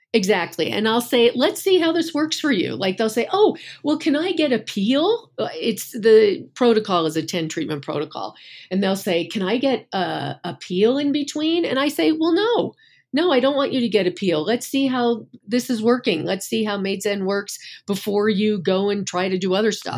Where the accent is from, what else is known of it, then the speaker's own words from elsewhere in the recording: Northeast, United States; I'm from the Northeast